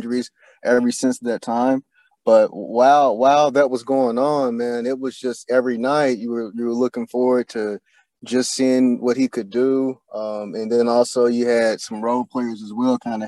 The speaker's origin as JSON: {"language": "English", "town": "Louisville", "region": "Kentucky", "country": "United States", "moved": "as an adult", "lives_now": "Indianapolis, United States", "said": "I'm originally from Louisville, Kentucky. We don't have a pro team there. I moved to Indy in 2018"}